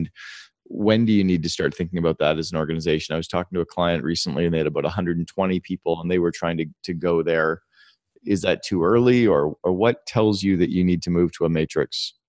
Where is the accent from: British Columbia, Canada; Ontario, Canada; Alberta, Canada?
British Columbia, Canada; Vancouver; We're from Vancouver where Lulu started